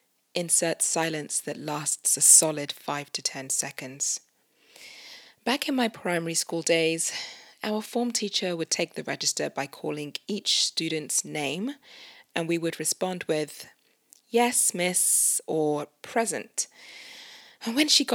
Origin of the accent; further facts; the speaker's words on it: United Kingdom; Me being a Nigerian Brit